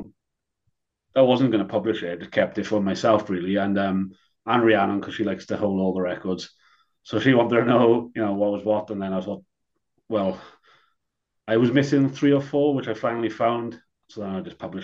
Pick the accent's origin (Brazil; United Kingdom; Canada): United Kingdom; Wales; I'm from Wales.